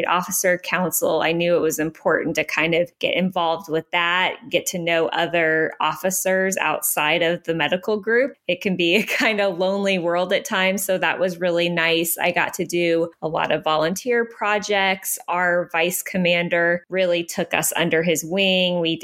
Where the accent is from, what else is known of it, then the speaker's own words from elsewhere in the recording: Pennsylvania, United States; moved away as an adult; now in Biloxi, United States; we're from Pennsylvania.